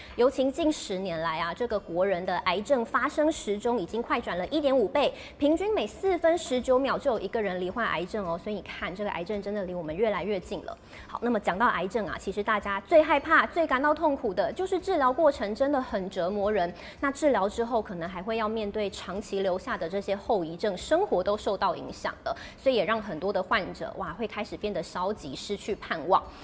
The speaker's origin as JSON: {"language": "Chinese", "country": "Taiwan", "said": "我们台湾人"}